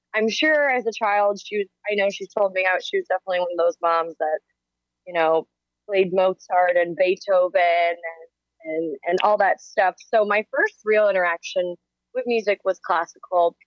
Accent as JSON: {"language": "English", "area": "Chicago suburbs", "region": "Illinois", "country": "United States", "said": "I'm a musician from the Chicago suburbs, currently a musician in downtown Chicago"}